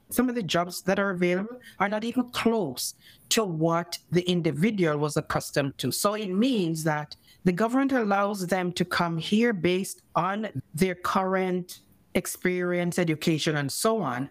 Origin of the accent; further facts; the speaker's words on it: Jamaica; first language English; moved away as an adult; now in Canada; I grew up in Jamaica where we use fork and knife and stuff.